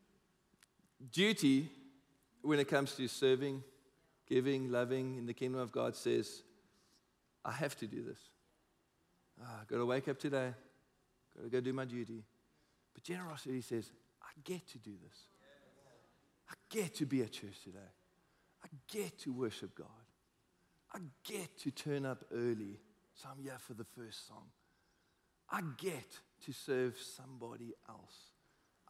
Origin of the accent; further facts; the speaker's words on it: South Africa; we're South African